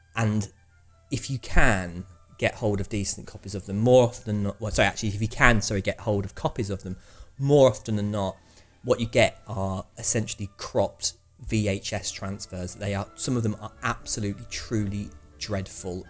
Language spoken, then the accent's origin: English; Manchester, North West England, United Kingdom; my hometown of Manchester